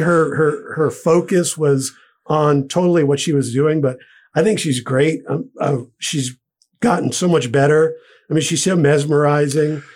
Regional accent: Providence, Rhode Island, United States; where I grew up in Providence in Rhode Island

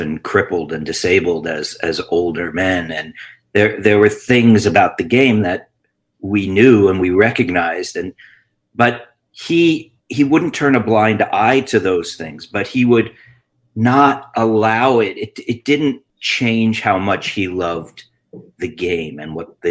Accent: Long Island, New York, United States; also born or lived in Queens, New York City; I was born in Queens, New York City, and my family moved out to Long Island, where I grew up and went to high school

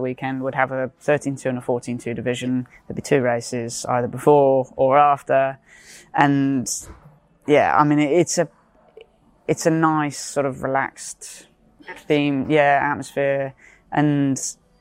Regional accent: Cheltenham, South West England, United Kingdom; growing up near Cheltenham

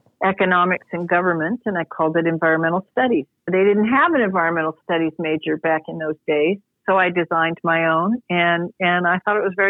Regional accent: Galesburg, Illinois, United States; now in Oakland, United States; I'm from a town in Illinois, Galesburg, Illinois, out in the middle of the cornfield

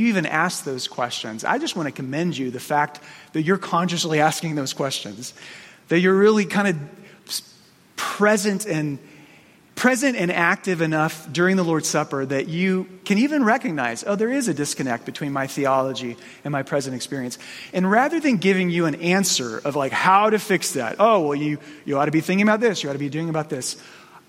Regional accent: Phoenix, Arizona, United States; I grew up in Phoenix.

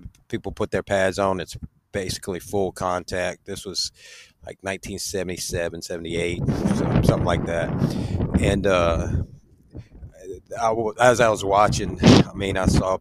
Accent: Baton Rouge, Louisiana, United States; also born or lived in New Orleans, Louisiana; Moved to Baton Rouge

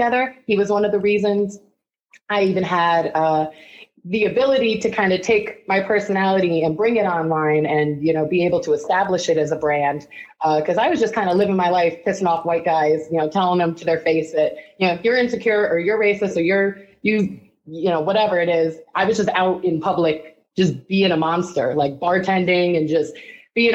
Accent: East Coast, United States; now in Ohio, United States; I'm from the East Coast.

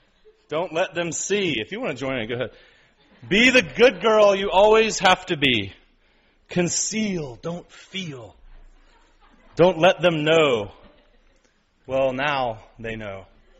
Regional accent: East Ridge, Tennessee, United States; I grew up in East Ridge on ball fields. Around country people.

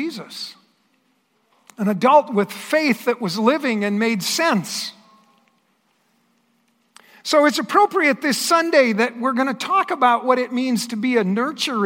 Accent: Astoria, South Dakota, United States; I grew up in eastern South Dakota, and I grew up in a very small town. The town by the name of Astoria

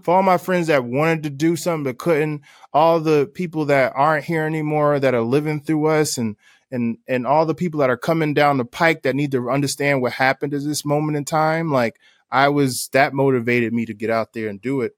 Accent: Newark, New Jersey, United States; growing up in Newark, New Jersey

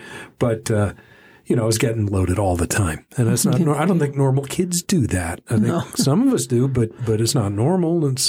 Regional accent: Dallas, Texas, United States; where I grew up in Dallas, the the drinking age was 18

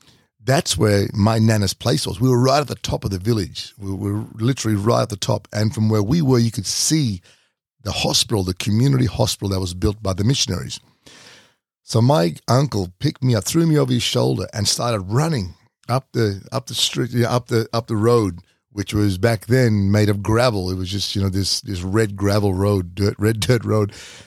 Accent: Doomadgee, Queensland, Australia; And this was the house, my first house that I grew up in Doomadgee.

